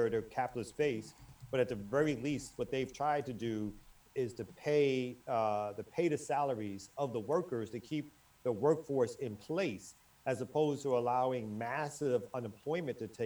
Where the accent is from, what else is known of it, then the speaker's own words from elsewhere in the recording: Bridgeport, Connecticut, United States; I'm from Bridgeport. You gotta forgive Connecticut.